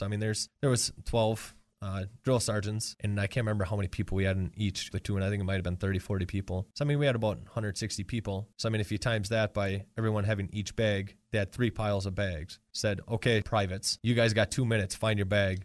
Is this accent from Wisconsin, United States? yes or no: yes; Marinette, Wisconsin, United States; now in Green Bay, United States; I grew up in Marinette, Wisconsin.